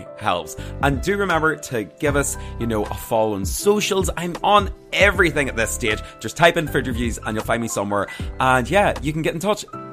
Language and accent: English; Armagh, Northern Ireland, United Kingdom; I'm from Armagh. I'm country guy.